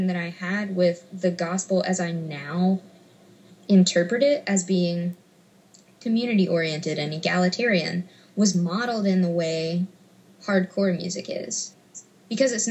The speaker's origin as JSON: {"language": "English", "town": "Memphis", "region": "Tennessee", "country": "United States", "tie": "born or raised there", "said": "I grew up in Memphis"}